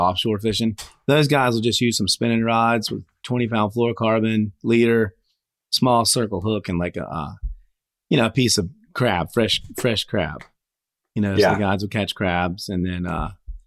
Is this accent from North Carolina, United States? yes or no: yes; North Carolina, United States; moved away; I'm originally from North Carolina.